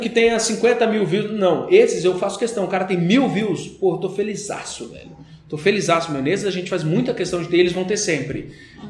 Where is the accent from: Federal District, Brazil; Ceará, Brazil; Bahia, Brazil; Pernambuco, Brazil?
Federal District, Brazil; Brasília; sou de Brasília